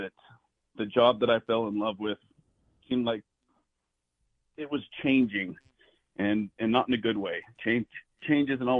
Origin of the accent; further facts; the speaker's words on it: Price, Utah, United States; I grew up in Price, which is in Carbon County.